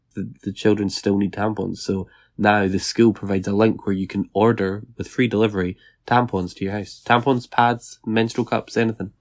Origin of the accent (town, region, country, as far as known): Scotland, United Kingdom